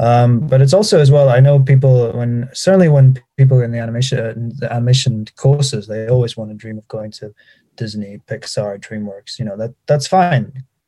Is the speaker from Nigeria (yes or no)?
no; Manchester, North West England, United Kingdom; I am from Manchester